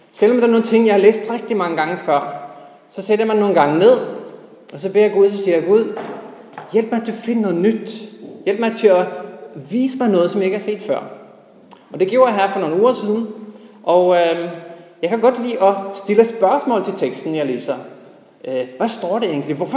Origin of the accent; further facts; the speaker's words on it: Norway; now in Denmark; og helt tilbage, så kommer jeg egentlig fra Norge. Men øh, det er nogle år siden, jeg har boet der.